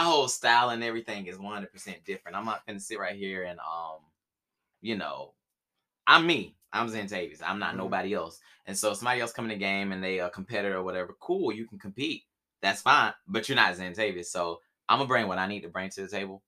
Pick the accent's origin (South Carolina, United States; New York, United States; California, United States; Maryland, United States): South Carolina, United States; now in Atlanta, United States; I was born in South Carolina